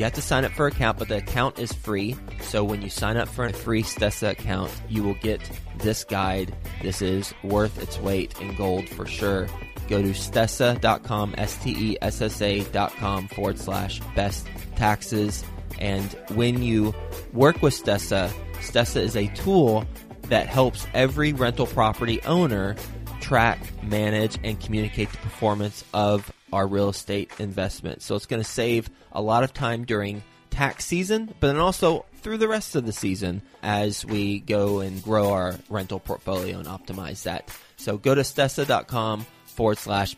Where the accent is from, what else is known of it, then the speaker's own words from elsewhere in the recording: Texas, United States; I'm from Texas